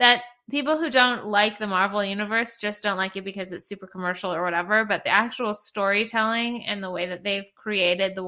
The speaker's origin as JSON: {"language": "English", "country": "Canada", "tie": "born or raised there", "moved": "yes", "lives_now": "Los Angeles, United States", "said": "the city that I grew up in Canada, where everyone like politely watches in silence"}